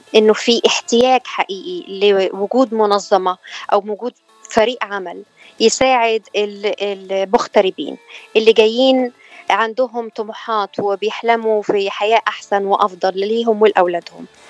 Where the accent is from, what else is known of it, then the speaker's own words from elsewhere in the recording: Egypt; moved away as an adult; now in California, United States; انا من مصر وبقالي 12 سنه